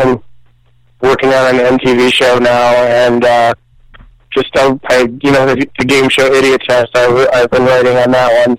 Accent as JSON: {"language": "English", "town": "Birmingham", "region": "Michigan", "country": "United States", "said": "Birmingham, Michigan, suburb of..."}